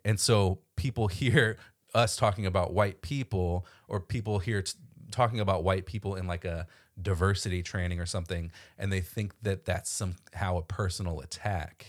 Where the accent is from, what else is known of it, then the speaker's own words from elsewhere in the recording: Florida, United States; moved away as an adult; now in Washington, D.C. area, United States; my whole education up till grad school happened in Florida